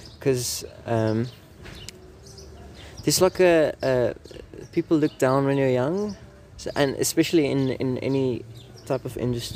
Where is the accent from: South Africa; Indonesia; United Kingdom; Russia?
South Africa; Bloemfontein, Free State; moved away as an adult; also born or lived in Mossel Bay; I grew up in Bloemfontein, which is like the smallest free state city ever